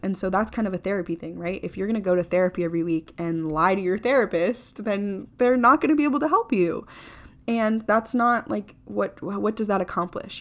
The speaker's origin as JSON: {"language": "English", "region": "Florida", "country": "United States", "tie": "born or raised there", "said": "I grew up in Florida."}